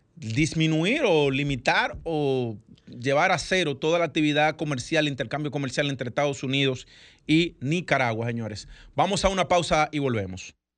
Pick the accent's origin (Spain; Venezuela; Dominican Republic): Dominican Republic; como dominicanos